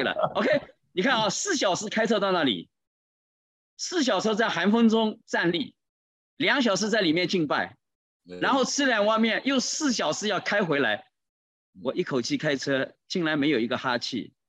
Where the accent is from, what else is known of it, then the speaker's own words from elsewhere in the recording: China; 就在这个时候，你知道上来了一位七十多岁的一位啊老人家，看到我们是中国人，就来跟我们打招呼。